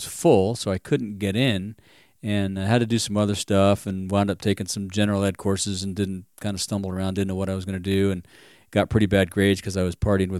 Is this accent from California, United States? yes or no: yes; Fontana, California, United States; now in Bishop, United States; I grew up in Fontana, California, Southern California.